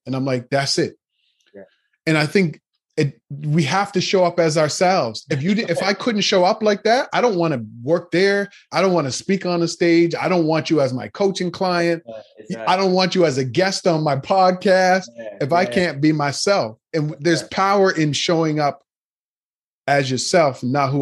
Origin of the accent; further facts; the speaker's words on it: Nova Scotia, Canada; moved away as an adult; now in Toronto, Canada; I grew up in Nova Scotia, which is the east part of Canada